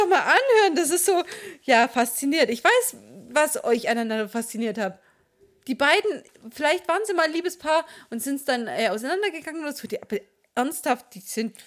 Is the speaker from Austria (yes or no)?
no; Swabia, Baden-Württemberg, Germany; Ich bin Schwabe